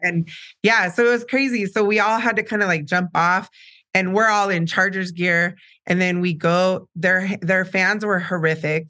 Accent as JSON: {"language": "English", "town": "San Diego", "region": "California", "country": "United States", "tie": "born or raised there", "said": "I was born in San Diego, so Sharp Hospital"}